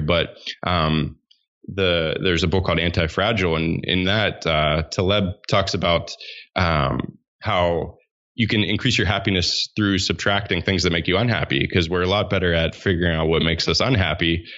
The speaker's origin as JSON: {"language": "English", "town": "Pittsburgh", "region": "Pennsylvania", "country": "United States", "tie": "born or raised there", "said": "I grew up in Pittsburgh, Pennsylvania"}